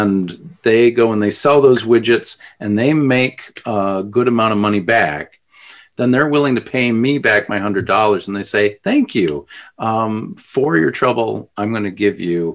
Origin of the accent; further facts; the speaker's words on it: Edina, Minnesota, United States; us growing up in Edina, you know, spending time in Edina